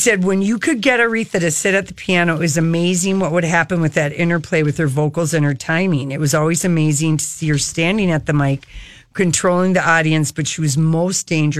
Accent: Detroit, Michigan, United States; born there; I was born in 58. Michael Jackson was born in Gary, Indiana. I was born in Detroit, Michigan.

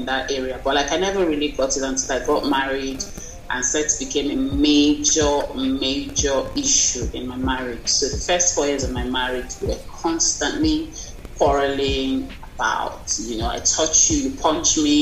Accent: Nigeria; I'm from Nigeria.

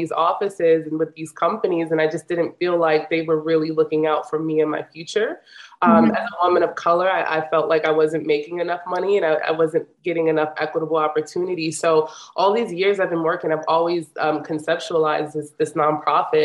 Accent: New York, United States; I'm from Harlem, New York.

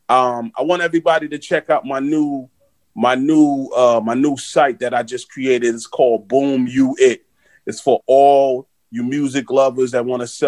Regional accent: New York City, New York, United States; growing up in Flatbush, Brooklyn

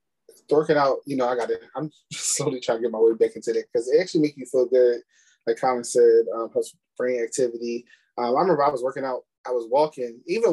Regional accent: Philadelphia, Pennsylvania, United States; moved away as an adult; now in Delaware, United States; I'm from Philly, born and raised Philadelphia all my life, but I stay in Delaware.

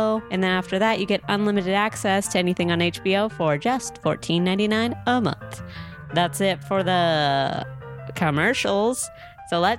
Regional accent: San Diego, California, United States; I'm from San Diego.

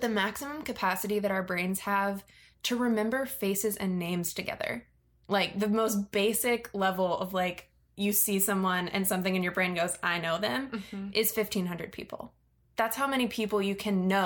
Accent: Virginia, United States; I grew up in Virginia, which is very near DC

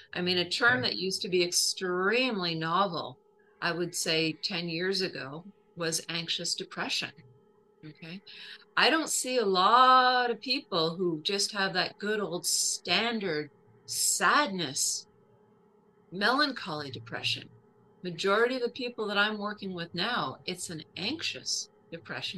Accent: Canada; as a Canadian

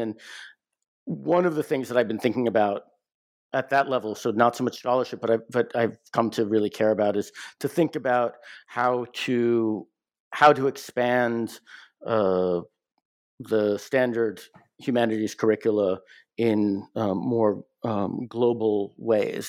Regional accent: United States; I'm, I'm an American

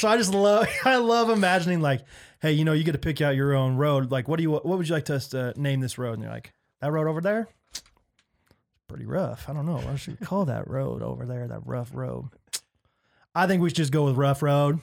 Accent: Olathe, Kansas, United States; I'm from Olathe

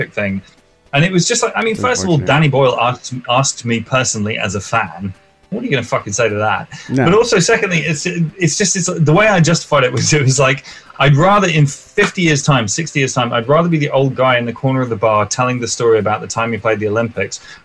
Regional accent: England, United Kingdom; my experience as an English person

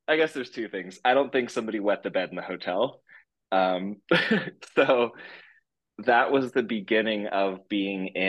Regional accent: Northern California, United States; I was born in Northern California

